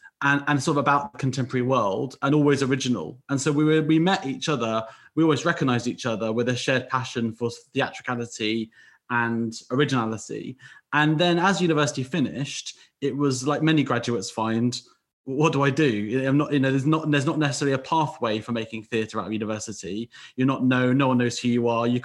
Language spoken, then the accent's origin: English; West Country, South West England, United Kingdom; moved away as an adult; I came up from the West Country.